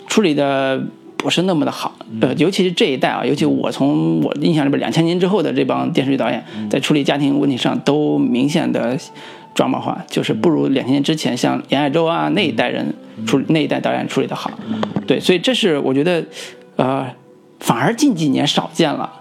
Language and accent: Chinese; Luoyang, Henan, China; moved away; 我作为在我们洛阳当地